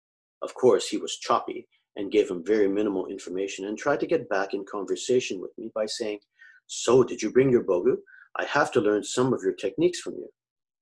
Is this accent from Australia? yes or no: no; Japan; English is a second language; now in Canada; they found out that I am originally from Japan, that I was trained in kendo in Japan, and that I passed shodan shiken in Japan.